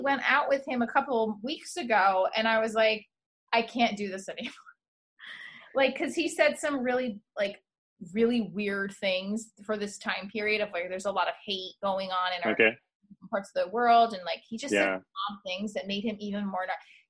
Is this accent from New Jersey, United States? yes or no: yes; Sparta, New Jersey, United States; I'm Spartan. I'm original. I am from Sparta, New Jersey. But I am from Greece. I'm Greek.